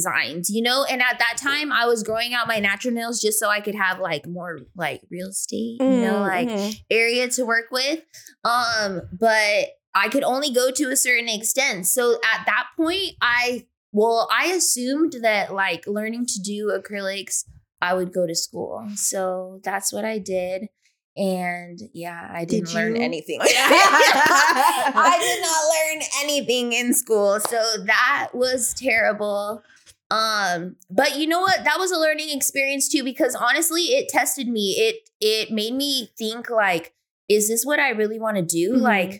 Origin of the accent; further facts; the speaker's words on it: Riverside, California, United States; I'm from Riverside, California, and I'm a nail tech.